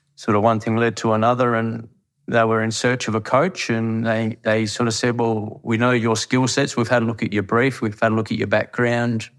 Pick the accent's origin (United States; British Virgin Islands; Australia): Australia; Harvey, Western Australia; I'm born and raised in Harvey